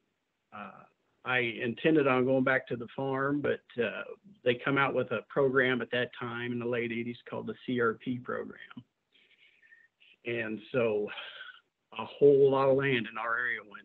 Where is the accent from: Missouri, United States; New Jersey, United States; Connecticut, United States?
Missouri, United States; Auxvasse; moved away; I grew up in Callaway County, Missouri, in a little town called Avaus, and that's spelled A-U-X-V-A-S-S-E